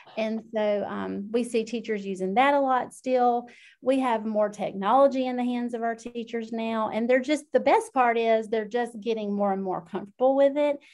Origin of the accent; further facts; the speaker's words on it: South Georgia, United States; I am from South Georgia, if you can't already tell by my accent